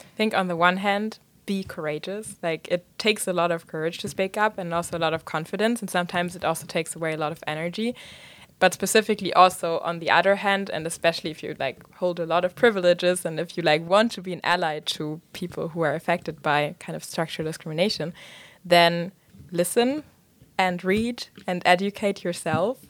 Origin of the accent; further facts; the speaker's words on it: Germany; moved away; I was raised in Germany